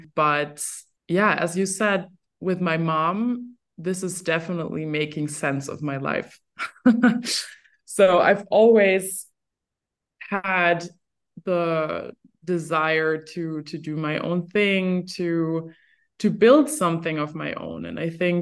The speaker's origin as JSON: {"language": "English", "region": "Berlin", "country": "Germany", "tie": "born or raised there", "also_born_or_lived": "Cologne", "said": "Growing up in Berlin"}